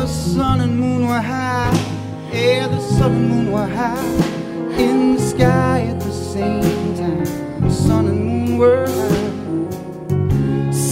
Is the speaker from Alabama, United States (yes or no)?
no; Philadelphia, Pennsylvania, United States; I'm from Philadelphia